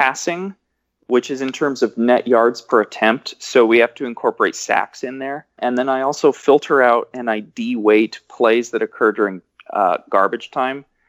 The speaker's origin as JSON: {"language": "English", "region": "Washington", "country": "United States", "said": "I'm from Washington"}